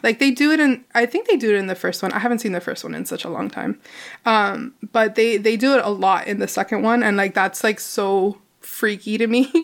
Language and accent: English; Miami, Florida, United States; I live in Miami, where it is predominantly a Hispanic American community.